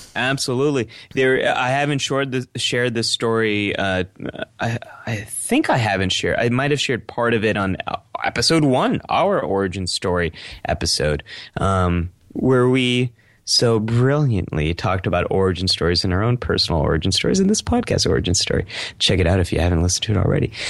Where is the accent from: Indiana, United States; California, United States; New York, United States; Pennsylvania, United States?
California, United States; Silicon Valley; Growing up in Silicon Valley